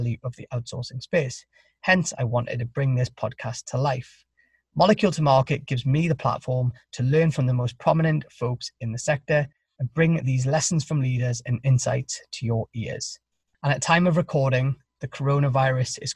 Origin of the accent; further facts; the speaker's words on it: Newcastle upon Tyne, North East England, United Kingdom; now in Boston, United States; I'm from Newcastle in the northeast of England, but now live with my wife and kids in Boston